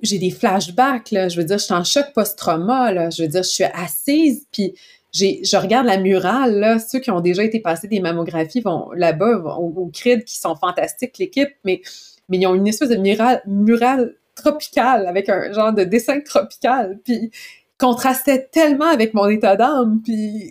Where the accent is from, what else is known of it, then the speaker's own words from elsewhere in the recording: Quebec, Canada; en tant que bon Québécois